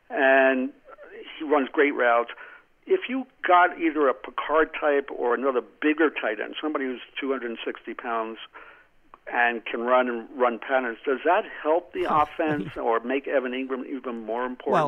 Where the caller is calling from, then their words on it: New Mexico, United States; from New Mexico.